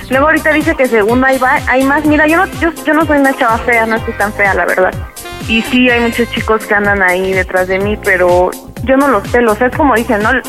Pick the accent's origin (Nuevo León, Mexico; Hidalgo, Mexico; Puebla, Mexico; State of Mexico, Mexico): State of Mexico, Mexico; Ixtapaluca; De Ixtapaluca.